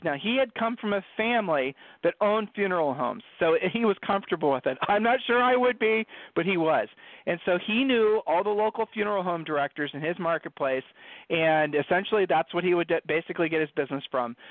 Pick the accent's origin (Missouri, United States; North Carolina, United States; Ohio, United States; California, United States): Ohio, United States; I'm from Ohio. Julie and I are from Ohio